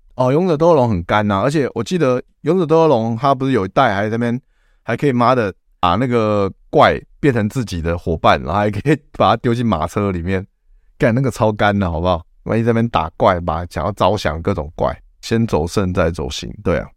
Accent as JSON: {"language": "Chinese", "country": "Taiwan", "said": "我们台湾人奴性又这么强"}